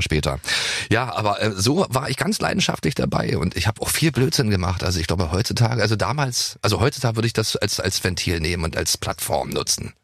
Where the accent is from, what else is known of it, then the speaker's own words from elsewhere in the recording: East Germany, Germany; ich komme ja regelrecht nicht nur aus einer anderen Zeit, sondern aus, aus einem Land, was es auch nicht mehr gibt